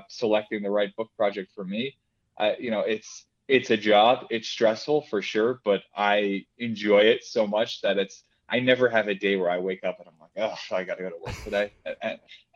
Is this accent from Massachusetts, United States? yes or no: yes; Massachusetts, United States; I grew up in Massachusetts. I grew up very close to Pawtucket Red Sox